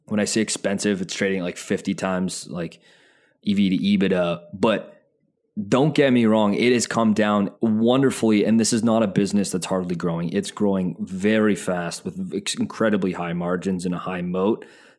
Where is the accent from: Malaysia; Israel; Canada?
Canada; Calgary, Alberta; I'm from Calgary. Half my family lives in Edmonton.